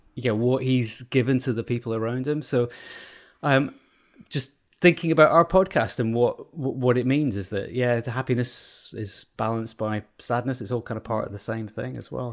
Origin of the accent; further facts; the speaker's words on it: Scotland, United Kingdom; I was brought up in Scotland